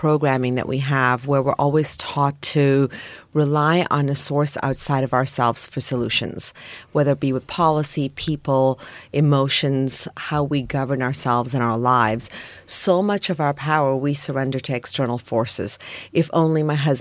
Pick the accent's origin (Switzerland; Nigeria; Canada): Canada; Toronto, Ontario; born or raised there